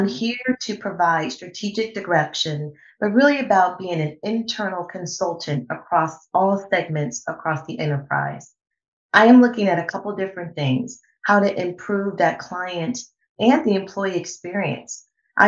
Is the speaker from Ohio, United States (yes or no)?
yes; Cleveland, Ohio, United States; I am born and raised in Cleveland